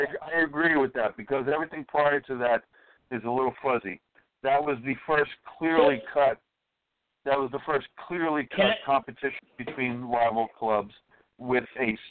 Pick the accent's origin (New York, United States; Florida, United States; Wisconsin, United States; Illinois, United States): New York, United States; New York City; I was from Brooklyn